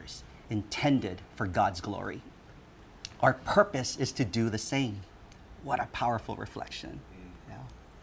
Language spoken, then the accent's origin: English; Honolulu, Hawaii, United States; also born or lived in Hong Kong; we immigrated from Hong Kong to Hawaii. So I am a made in Hong Kong baby.